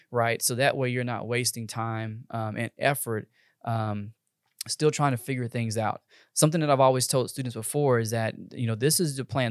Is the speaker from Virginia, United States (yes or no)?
no; Texas, United States; I'm from Texas, born and raised, probably not ever going anywhere